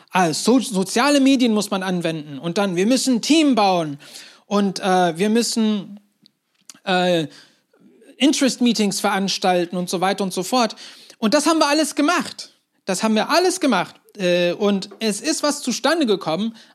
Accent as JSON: {"language": "German", "country": "Turkey", "tie": "born or raised there", "said": "Und dann haben sie kurz nach ihrer Heirat entschieden, ja, wir ziehen in die Türkei. Und so bin ich dort aufgewachsen"}